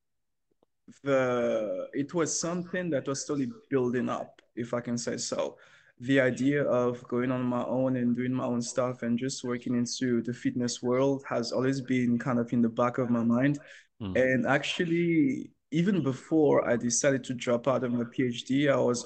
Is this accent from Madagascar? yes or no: yes; Madagascar; moved away as an adult; now in Beijing, China; I'm a fitness and nutrition entrepreneur based in Beijing. I come from Madagascar